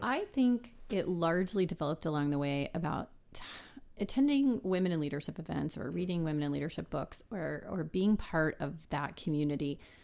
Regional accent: San Antonio, Texas, United States; I'm from South Texas. Um, I grew up in San Antonio

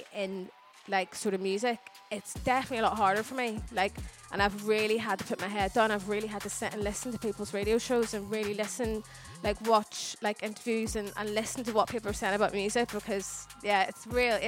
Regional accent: Belfast, Northern Ireland, United Kingdom; now in England; growing up in Ireland

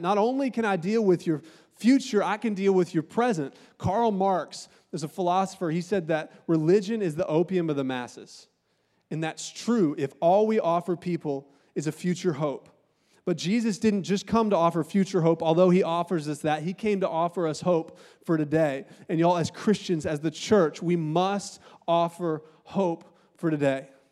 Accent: Augusta, Georgia, United States; moved away; also born or lived in Columbus, Ohio; I'm from Augusta, Georgia, and I got in a little bit of trouble, and my mom got sk-, scared, and she sent me to live with my auntie and uncle in Columbus, Ohio

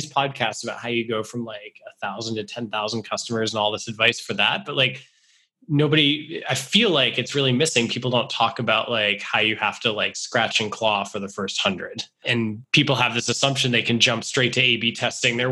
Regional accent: Rehoboth, Massachusetts, United States; my hometown in Rehoboth, Massachusetts

